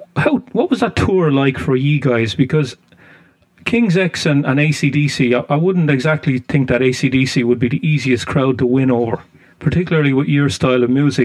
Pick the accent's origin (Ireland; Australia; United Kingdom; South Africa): Ireland; I'm not from the U.S. I'm Irish.